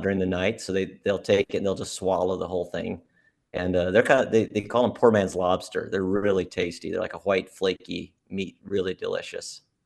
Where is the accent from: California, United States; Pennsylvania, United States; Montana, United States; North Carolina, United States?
Montana, United States; moved away as an adult; now in Alaska, United States; I was born in Montana.